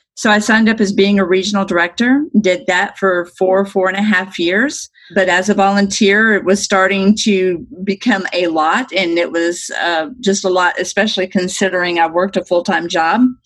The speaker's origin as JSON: {"language": "English", "town": "Destin", "region": "Florida", "country": "United States", "moved": "as an adult", "lives_now": "Arizona, United States", "said": "I'm from Destin, Florida, which is one of the most beautiful places in the world"}